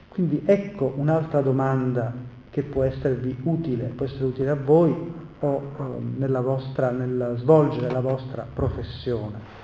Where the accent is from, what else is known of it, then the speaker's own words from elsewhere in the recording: Messina, Sicily, Italy; io sono siciliano e messinese